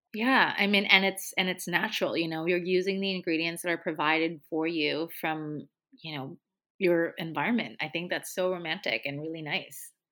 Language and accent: English; Hong Kong; moved away; I grew up in Asia, so I grew up in Hong Kong